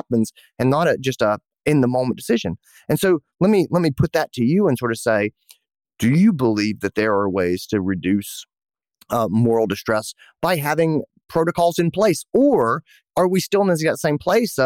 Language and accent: English; Greenville, South Carolina, United States; here in my hometown, Greenville, South Carolina